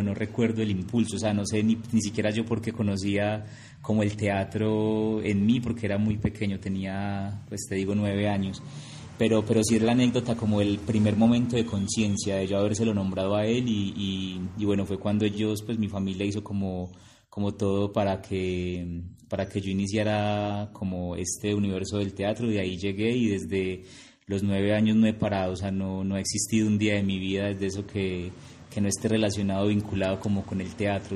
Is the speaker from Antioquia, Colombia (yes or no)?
yes; Envigado, Antioquia, Colombia; yo soy de Envigado